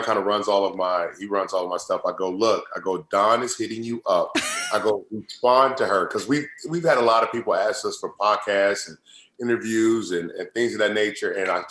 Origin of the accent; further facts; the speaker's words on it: Indiana, United States; growing up, I'm from Indiana